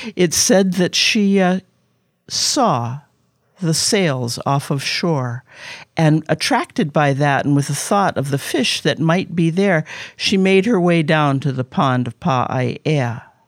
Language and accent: English; Honolulu, Hawaii, United States; also born or lived in Kona, Hawaii; I was born in Kona, but I was raised up on Oahu in Kaimuki on Eighth Avenue